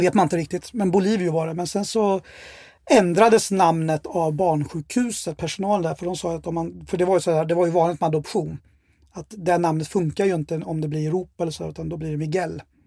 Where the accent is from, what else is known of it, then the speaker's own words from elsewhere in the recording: Örebro, Örebro County, Sweden; jag är uppväxt i Örebro och har bott där hela mitt liv. Då, sen jag kom julen 72 till Sverige